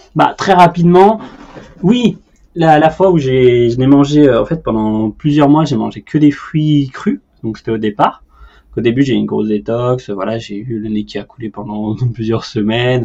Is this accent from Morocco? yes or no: no; Paris, Île-de-France, France; en tant que Parisien